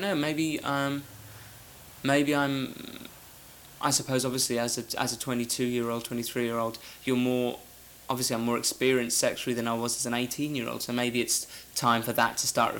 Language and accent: English; England, United Kingdom; I'm English